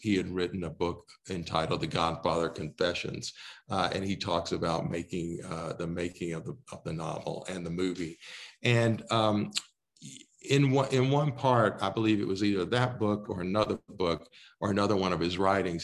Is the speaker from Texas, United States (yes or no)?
yes; Texas, United States; now in Colorado, United States; I grew up in Texas